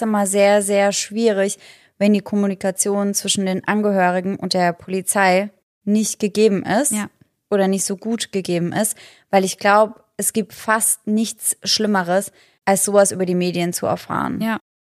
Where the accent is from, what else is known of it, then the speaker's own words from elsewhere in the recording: Germany; bei uns in Deutschland